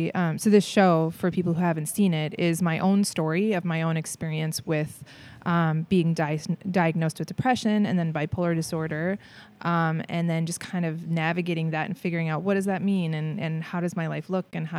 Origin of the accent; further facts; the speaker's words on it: St. Paul, Minnesota, United States; I'm from Minnesota. I'm from